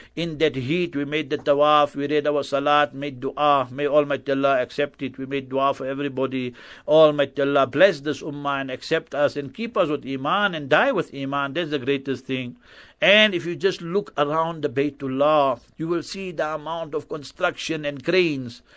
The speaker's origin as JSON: {"language": "English", "town": "Heidelberg", "region": "Gauteng", "country": "South Africa", "tie": "born or raised there", "also_born_or_lived": "Benoni", "said": "I was born in Heidelberg and I schooled in Heidelberg primary school. And then my high school, secondary, all that, I went to Benoni, William Hills"}